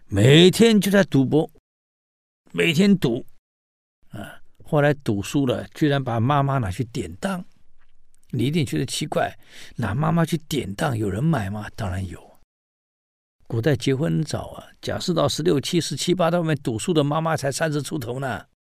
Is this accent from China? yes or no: yes; China; 我们中国人